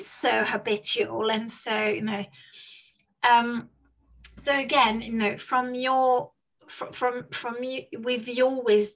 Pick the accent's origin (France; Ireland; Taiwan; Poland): France; also born or lived in Spain; now in United Kingdom; I was raised in France, and then obviously now I have been living in the UK